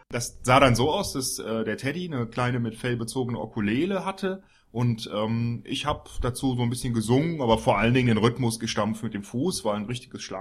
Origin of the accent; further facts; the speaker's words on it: Görlitz, Saxony, Germany; sondern wir kommen eigentlich aus Görlitz im Osten. Da sind wir aufgewachsen.